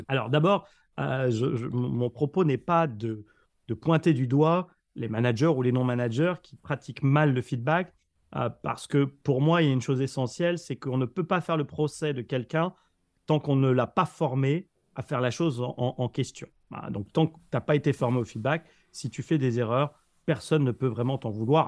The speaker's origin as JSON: {"language": "French", "country": "France", "said": "en tant que Français, tu vois, qui, débarquait à New York"}